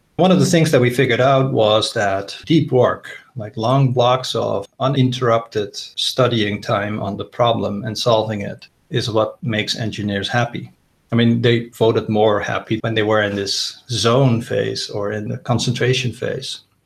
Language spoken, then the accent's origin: English; Netherlands; moved away as an adult; also born or lived in United States; I'm originally Dutch. I grew up in the Netherlands, did my computer science degree there and a PhD. I lived about half of my life in the US